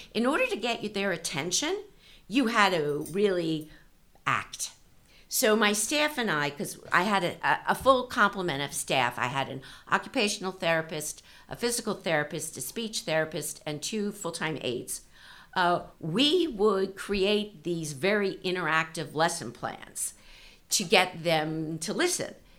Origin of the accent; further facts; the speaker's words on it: East Coast, United States; moved away as an adult; now in California, United States; was raised on the East Coast